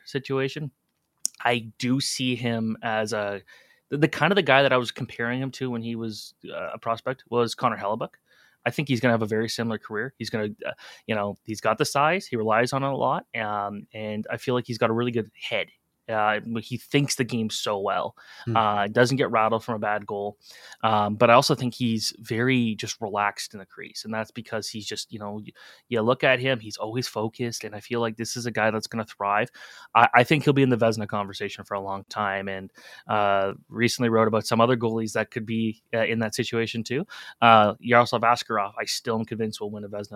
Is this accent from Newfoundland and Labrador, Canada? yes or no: no; Oakville, Ontario, Canada; growing up in Oakville and playing in the main rinks that they have there